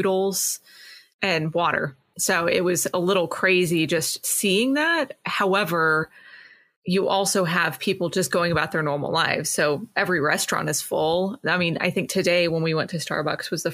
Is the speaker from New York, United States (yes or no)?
no; Colorado, United States; now in Tennessee, United States; I'm originally from Colorado